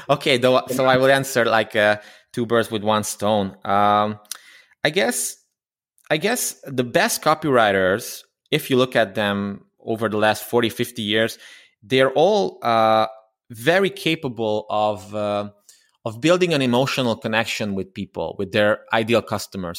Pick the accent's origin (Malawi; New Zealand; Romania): Romania; Transylvania; English is a second language; I'm from Romania, uh, originally from Transylvania, although I'm a Hungarian. And, um, I, I studied there, I grew up there